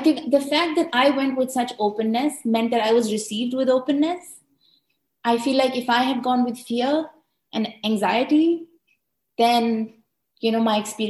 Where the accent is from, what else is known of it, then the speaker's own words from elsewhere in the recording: Delhi, India; being in Delhi, being born and raised in Delhi